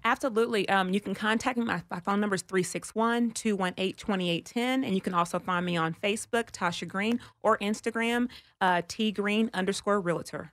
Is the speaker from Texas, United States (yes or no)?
yes; Texas, United States; I'm from Texas